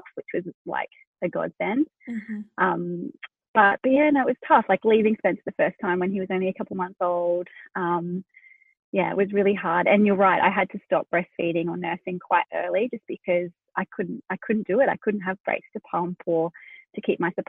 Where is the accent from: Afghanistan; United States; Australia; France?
Australia; accent: Australian; also born or lived in Hunter Valley, New South Wales; We're in Australia. I didn't mention that. You can tell from my accent, but yeah, we're located down in New South Wales.